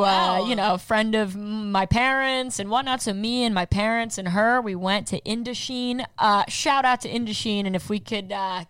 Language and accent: English; United States; I swear I'm from America.